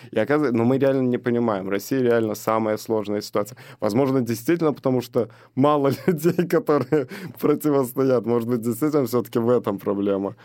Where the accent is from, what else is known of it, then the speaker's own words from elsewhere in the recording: Belarus; moved away; also born or lived in Azerbaijan; Это страна рождения. То есть я там два года провел, родился и каждое лето был потом Беларусь.